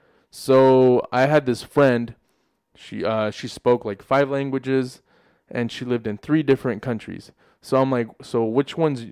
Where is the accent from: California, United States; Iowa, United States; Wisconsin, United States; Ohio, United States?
Iowa, United States; Des Moines; also born or lived in Mexico; I was born in Mexico, but I grew up here in Des Moines, you know. For me, it's like I'm always going to have a deep connection, you know, with my roots, with heritage, you know, with culture, with Mexico